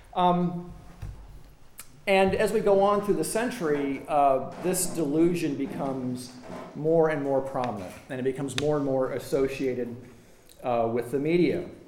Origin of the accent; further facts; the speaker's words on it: United States; as an American